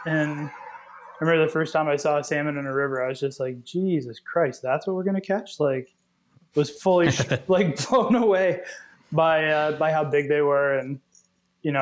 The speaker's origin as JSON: {"language": "English", "area": "outside Peterborough", "region": "Ontario", "country": "Canada", "tie": "born or raised there", "moved": "yes", "lives_now": "Lunenburg, Canada", "said": "I grew up in Ontario, just outside Peterborough and Stony Lake."}